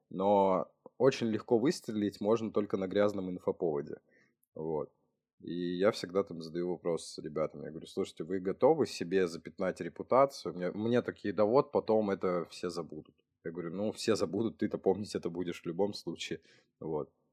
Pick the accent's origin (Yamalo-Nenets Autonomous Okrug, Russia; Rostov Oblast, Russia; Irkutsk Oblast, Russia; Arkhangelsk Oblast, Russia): Yamalo-Nenets Autonomous Okrug, Russia; Novy Urengoy; also born or lived in Saint Petersburg; now in Moscow, Russia; То есть я тоже с крайнего севера снова в Уренгой переехал в Питер когда-то.